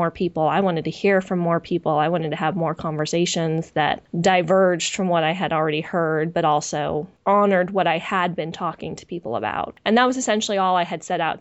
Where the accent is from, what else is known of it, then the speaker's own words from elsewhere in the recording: just outside San Francisco, California, United States; I'm a West Coaster, you know, I grew up in just outside San Francisco